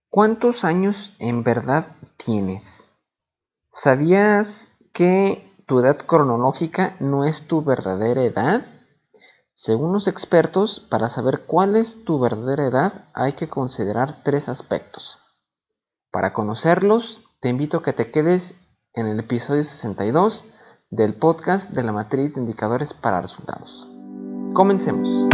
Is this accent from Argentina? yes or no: no; Mexico; Así somos los, mexicanos